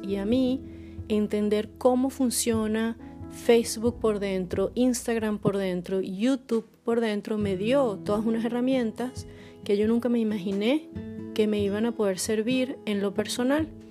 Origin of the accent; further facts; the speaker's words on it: Caracas, Capital District, Venezuela; moved away as an adult; now in Poland; soy caraqueña, pero vivo en Polonia desde hace poco más de dos años